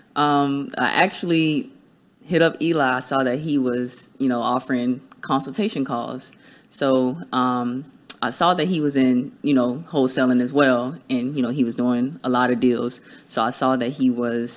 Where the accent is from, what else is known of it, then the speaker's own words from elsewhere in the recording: Miami, Florida, United States; now in Tampa, United States; I'm born and raised in Miami, Florida. I'm based out of Tampa as well.